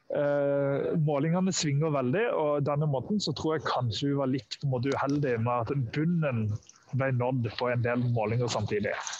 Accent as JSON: {"language": "Norwegian", "region": "Sørlandet", "country": "Norway", "said": "som sørlending sjøl"}